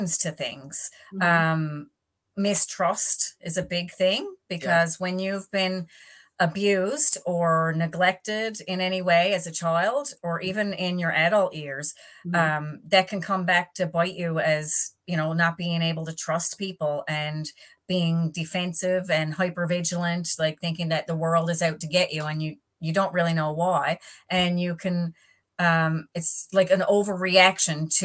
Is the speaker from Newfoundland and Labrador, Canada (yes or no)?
yes; East Coast of the island, Newfoundland and Labrador, Canada; also born or lived in Northern Peninsula; I'm on the Northern Peninsula right now, but I'm from the East Coast of the island.